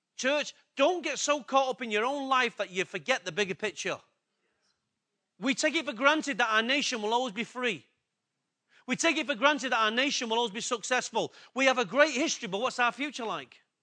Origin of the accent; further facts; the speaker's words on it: England, United Kingdom; I'm English and I'm in a Western country